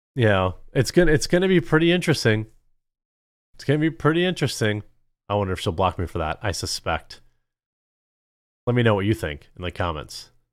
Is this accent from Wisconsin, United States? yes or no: yes; Wisconsin, United States; I'm from Wisconsin in America.